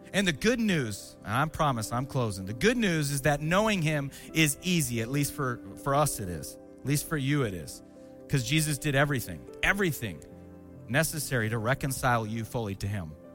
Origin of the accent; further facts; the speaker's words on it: Seattle, Washington, United States; also born or lived in Spokane, Washington; when I was 12 years old, my dad resigned his church, became a, uh, a missionary with the Assemblies of God, and we moved from Seattle, Washington to Spokane, Washington to be around family